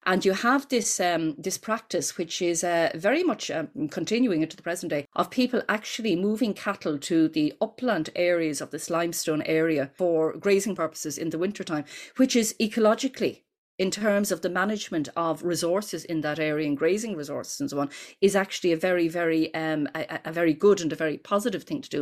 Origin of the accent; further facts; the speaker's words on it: Dublin, Leinster, Ireland; growing up in Ireland, we'd say in the nineteen sixties, and at that point, your bedroom in the ordinary house that we lived in in North Dublin